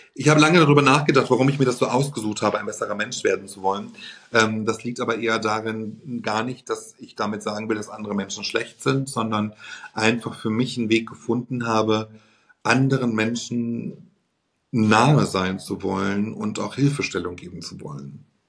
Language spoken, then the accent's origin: German; Germany; bei uns in Deutschland